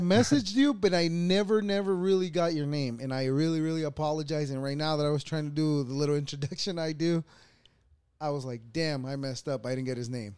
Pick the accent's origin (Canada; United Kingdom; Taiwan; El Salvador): El Salvador; moved away; I was born in El Salvador